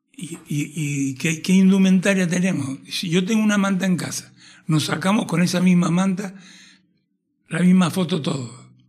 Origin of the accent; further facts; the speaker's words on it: Tenerife, Canary Islands, Spain; como un canario de todas las islas nacido en Tenerife